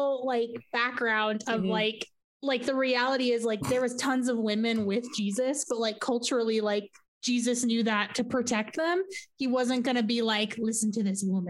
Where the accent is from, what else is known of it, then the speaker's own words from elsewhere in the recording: Yuma, Arizona, United States; I growing up in Yuma, there's lots of Catholics because just like Italians being, Hispanic and Catholic is a cultural as much as it is religious.